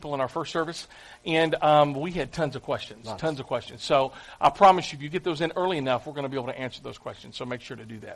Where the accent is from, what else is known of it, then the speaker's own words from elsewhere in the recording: Clarksville, United States; I'm from Clarksville.